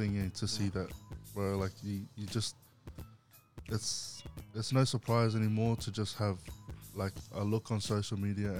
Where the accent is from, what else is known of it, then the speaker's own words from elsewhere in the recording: Goodna, Queensland, Australia; I grew up in Goodna in Queensland.